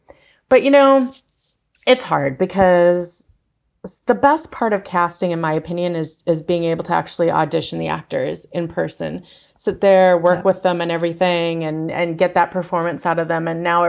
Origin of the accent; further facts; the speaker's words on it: Fargo, North Dakota, United States; And I'm from Fargo and I had the accent.